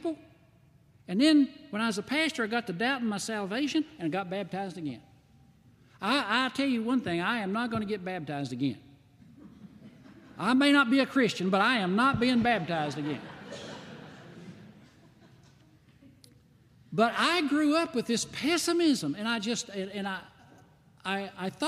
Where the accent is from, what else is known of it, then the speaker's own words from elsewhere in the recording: White Pine, Tennessee, United States; moved away as an adult; also born or lived in Texas; now in Flint, United States; When I grew up in White Pine, Tennessee, I grew up on a farm.